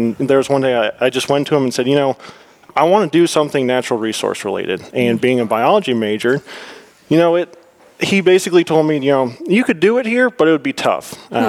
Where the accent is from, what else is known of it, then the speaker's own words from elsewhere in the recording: Vermont, United States; moved away as an adult; also born or lived in North Carolina; now in Tennessee, United States; I was born and raised in Vermont.